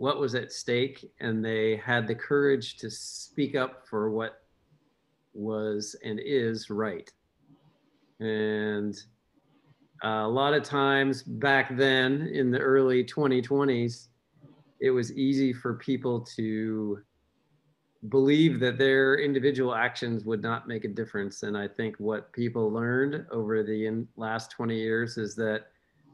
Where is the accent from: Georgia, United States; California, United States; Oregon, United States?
Oregon, United States; Portland; I grew up on just the other side of Mount Hood in the Portland area.